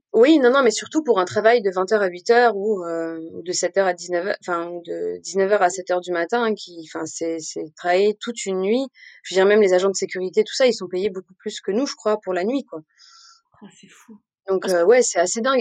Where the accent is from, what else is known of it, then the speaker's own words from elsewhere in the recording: Montpellier, Occitania, France; moved away as an adult; also born or lived in Nîmes; now in Paris, France; j'ai grandi entre Paris d'abord et puis Montpellier ensuite.